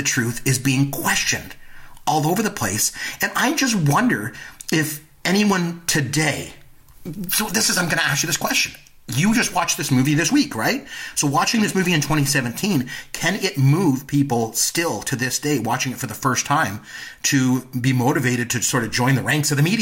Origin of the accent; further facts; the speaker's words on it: Canada; I'm Canadian